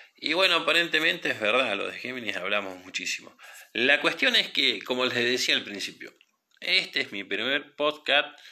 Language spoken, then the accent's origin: Spanish; Trelew, Chubut, Argentina; Yo soy de Trelew, de la provincia del Chubut